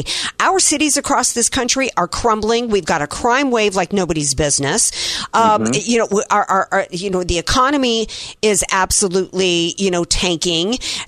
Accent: the South, United States; even though I grew up in the South

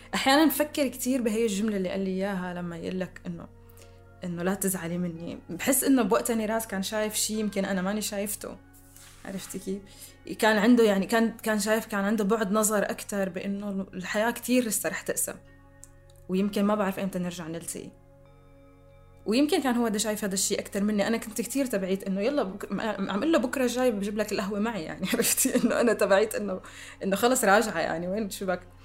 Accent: Damascus, Damascus Governorate, Syria; accent: Syrian; moved away; سوريا هي البلد اللي عشت فيه واللي ربيت فيه واللي درست بجامعاته واللي بحكي لهجته

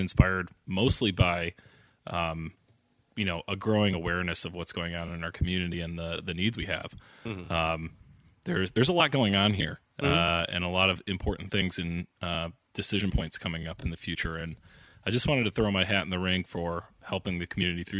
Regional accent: Saugatuck, Michigan, United States; also born or lived in Ann Arbor, Michigan; I'm from right here

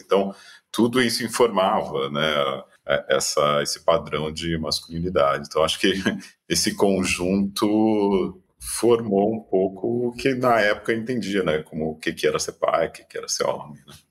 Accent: São Paulo, Brazil; Eu sou de São Paulo, família de São Paulo, avô de São Paulo

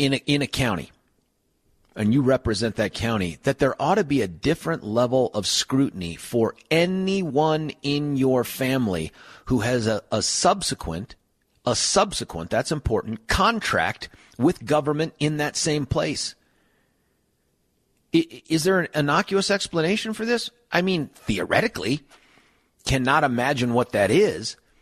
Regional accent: Lakewood, Colorado, United States; I'm a Jeffco kid. I grew up in Lakewood

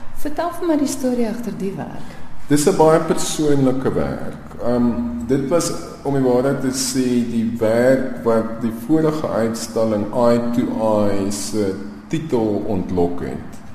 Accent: Pretoria, Gauteng, South Africa; my kinderjare in Pretoria

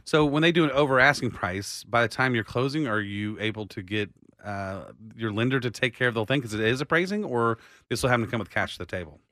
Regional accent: Austin, Texas, United States; I was born right here in Austin

